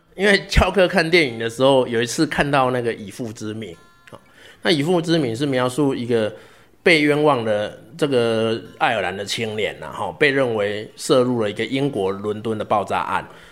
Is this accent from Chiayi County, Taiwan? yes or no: yes; Zhuqi, Chiayi County, Taiwan; moved away as an adult; also born or lived in Taipei / Heidelberg, Germany; 我老家是在嘉义县竹崎乡啊，哈，一个金丝村， 一个， 一个乡村，然后后来读嘉义高中